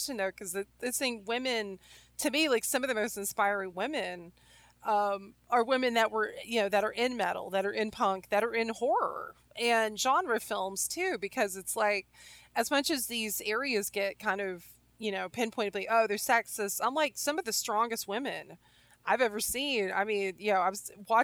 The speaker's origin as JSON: {"language": "English", "region": "the Bible Belt", "country": "United States", "tie": "born or raised there", "said": "I grew up in the Bible Belt"}